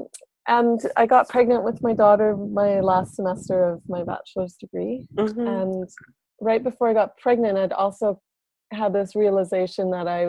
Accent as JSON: {"language": "English", "town": "Whitehorse", "region": "Yukon", "country": "Canada", "tie": "born or raised there", "also_born_or_lived": "Montreal", "said": "I grew up downtown Whitehorse"}